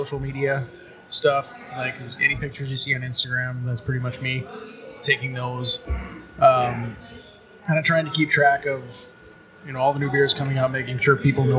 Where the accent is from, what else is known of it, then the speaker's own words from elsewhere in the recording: Barnesville, Minnesota, United States; I grew up in Barnesville